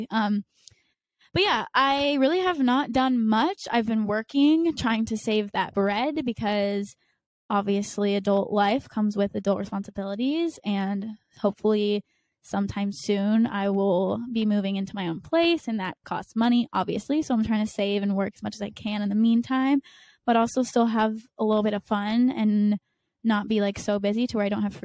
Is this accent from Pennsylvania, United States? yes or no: no; North Carolina, United States; I'm from North Carolina, the beach